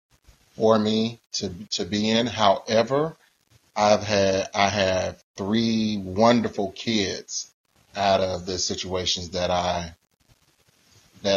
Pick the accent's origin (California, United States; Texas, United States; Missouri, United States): Missouri, United States; Kansas City; But I am from Kansas City, Missouri, born and raised